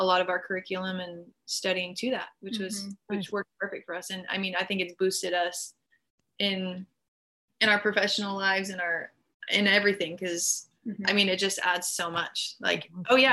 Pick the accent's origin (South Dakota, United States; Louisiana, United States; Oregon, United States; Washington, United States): South Dakota, United States; Mount Rushmore area of; now in California, United States; We're from the Mount Rushmore area of South Dakota.